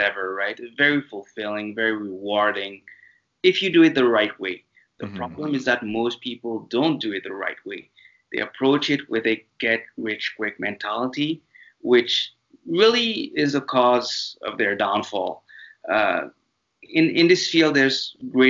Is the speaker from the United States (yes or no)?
no; France; accent: French intonations; English is a second language; moved away as an adult; also born or lived in Mauritius; now in Canada; this little accent of mine that you'll hear throughout this podcast is because I was raised in France. I'm originally from a tiny tropical island called Mauritius